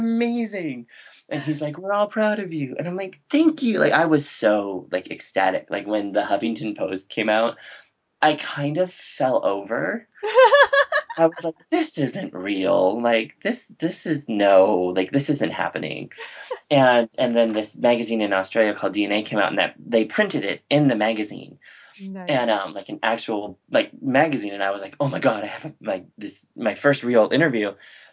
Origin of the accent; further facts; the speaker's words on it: Montana, United States; I'm some hick from Montana